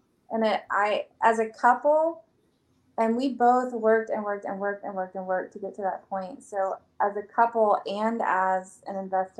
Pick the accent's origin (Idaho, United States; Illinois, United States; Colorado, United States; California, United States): Illinois, United States; Well, I'm not technically from South Carolina. I'm from Illinois.